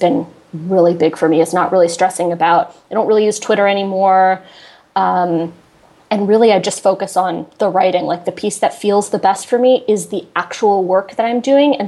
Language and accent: English; Connecticut, United States; moved away; I'm from Connecticut